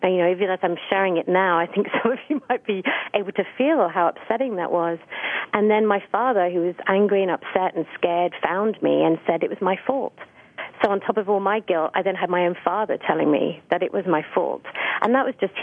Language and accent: English; Essex, East of England, United Kingdom; I grew up outside of London in a really pretty area in Essex